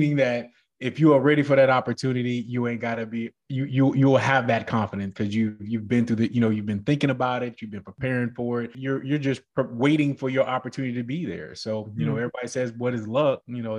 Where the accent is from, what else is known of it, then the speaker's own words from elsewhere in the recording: Greensboro, North Carolina, United States; also born or lived in Hawaii; Oh man, I was an Army brat. So I grew up in Greensboro, North Carolina in the projects.